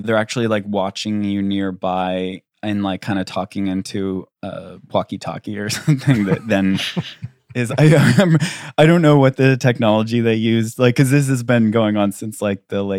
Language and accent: English; Canada; I'm a musician from Canada and space.